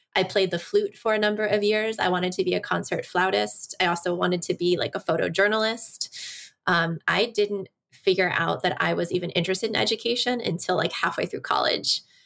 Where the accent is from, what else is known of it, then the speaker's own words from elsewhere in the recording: Washington, District of Columbia, United States; also born or lived in South Korea / Iksan, South Korea; I grew up here in D C.